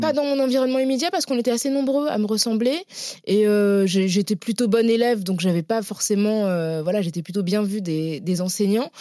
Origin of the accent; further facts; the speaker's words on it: Paris, Île-de-France, France; also born or lived in La Courneuve; je suis née euh, à Paris euh, de parents qui venaient du Sénégal, donc qui ont immigré dans les années 70. Hmm. J'ai grandi dans des quartiers populaires, donc dans l'Est parisien et puis à la Courneuve